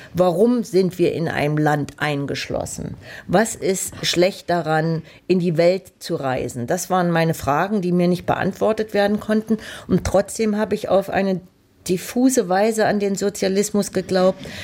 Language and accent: German; Leipzig, Saxony, Germany; meine Kindheit in Leipzig